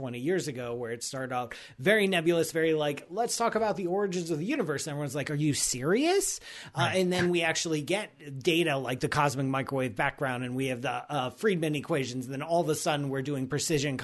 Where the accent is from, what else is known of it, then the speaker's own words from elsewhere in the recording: Ohio, United States; I'm from Ohio